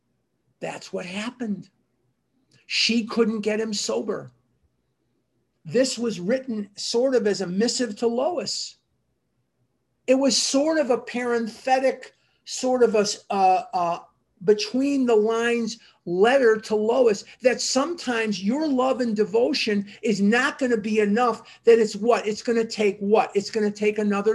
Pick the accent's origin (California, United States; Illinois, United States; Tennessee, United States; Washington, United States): Illinois, United States; Chicago; now in Scottsdale, United States; When I was a little kid growing up in Chicago